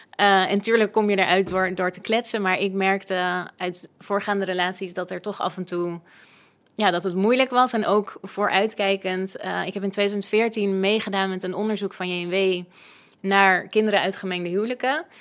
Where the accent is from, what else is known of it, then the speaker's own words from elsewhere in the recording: West Friesland, North Holland, Netherlands; Ik ben zelf opgegroeid in de Medina in eh, West-Friesland